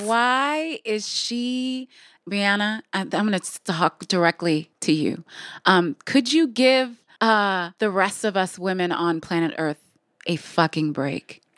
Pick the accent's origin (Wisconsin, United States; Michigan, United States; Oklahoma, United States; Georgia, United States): Michigan, United States; I'm from Michigan